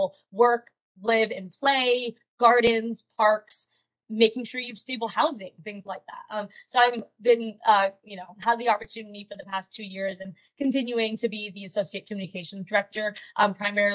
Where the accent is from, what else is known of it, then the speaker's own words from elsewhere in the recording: San Diego, California, United States; moved away as an adult; also born or lived in China; now in Sacramento, United States; I'm from San Diego, but I work and live in Sacramento currently